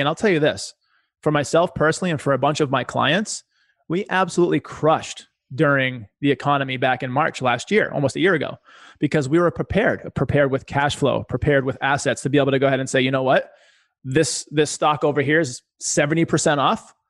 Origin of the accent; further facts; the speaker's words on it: Boston, Massachusetts, United States; I was a poor kid growing up in Boston